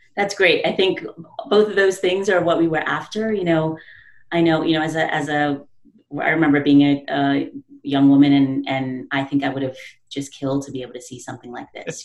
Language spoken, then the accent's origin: English; New York City, New York, United States; I'm from the Bronx, you know, the South Bronx